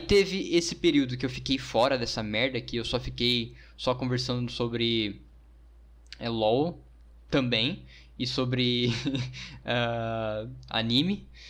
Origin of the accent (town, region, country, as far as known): Brazil